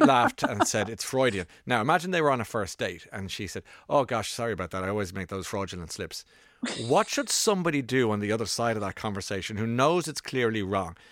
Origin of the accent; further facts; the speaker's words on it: Ireland; now in London, United Kingdom; I'm from Ireland